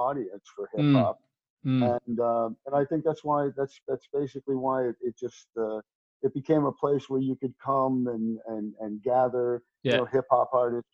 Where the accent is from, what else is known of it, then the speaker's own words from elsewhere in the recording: Rhode Island, United States; also born or lived in Chicago / Boston; now in Atlanta, United States; I'm originally from Rhode Island